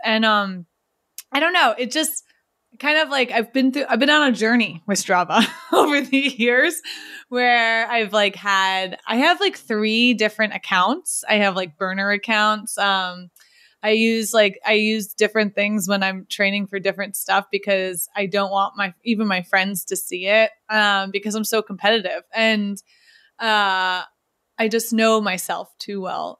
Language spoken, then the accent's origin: English; New York, United States; now in Cambridge, United States; I'm from New York, but I live in Cambridge.